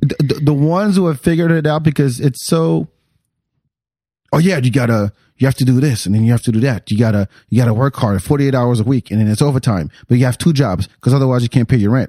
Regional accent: France; also born or lived in Texas; now in Austin, United States; I grew up in France

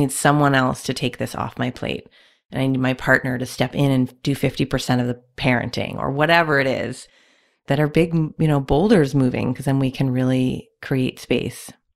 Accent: Canada; I'm also Canadian

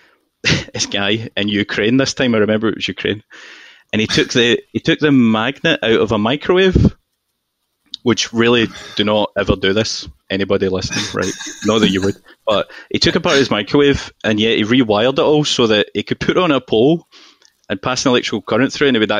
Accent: Glasgow, Scotland, United Kingdom; moved away; also born or lived in London; I'm very obviously from Glasgow, right? And this is my accent toned down.

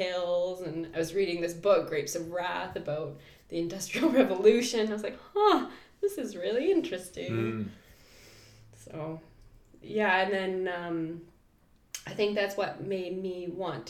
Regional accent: Kelowna, British Columbia, Canada; I grew up in Kelowna, and my mom was a doctor

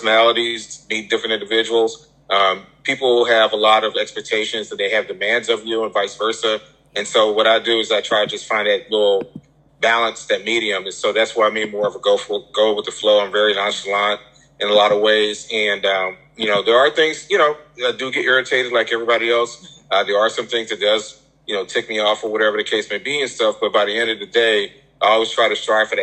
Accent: St. Louis, Missouri, United States; I'm from the St. Louis area

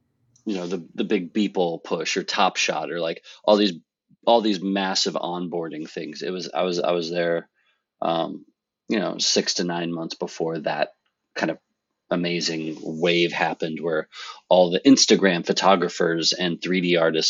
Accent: Nebraska, United States; moved away as an adult; also born or lived in Philadelphia / New York; now in Westchester, United States; grew up in Nebraska, went to school in Philadelphia, moved to New York, been here pretty much ever since

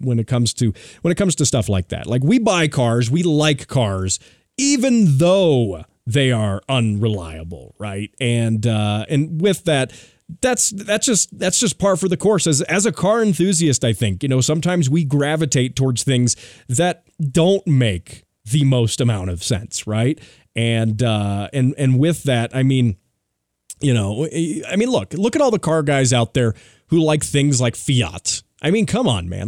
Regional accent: United States; as an American

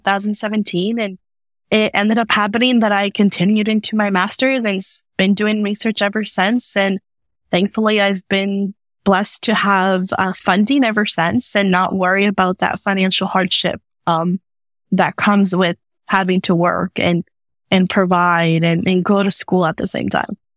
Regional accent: United States; also born or lived in Mexico; being Mexican American, being born here, but also having lived in Mexico for a few years

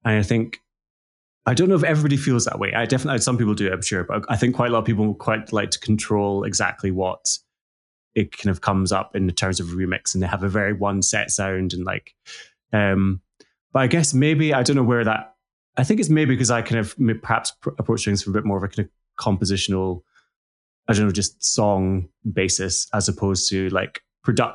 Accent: central Scotland, United Kingdom; So I grew up in Scotland. So central Scotland, in like a small village in rural central Scotland.

